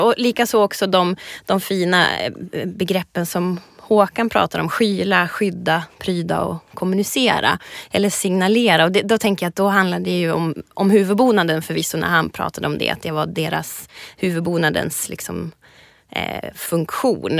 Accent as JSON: {"language": "Swedish", "region": "Ångermanland", "country": "Sweden", "said": "Jag kommer ju alltså från Ångermanland, det är mitt, mitt ursprung"}